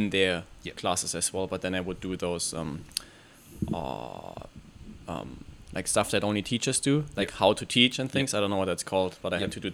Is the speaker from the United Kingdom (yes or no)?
no; Saarland, Germany; English is a second language; my hometown university, Saarland University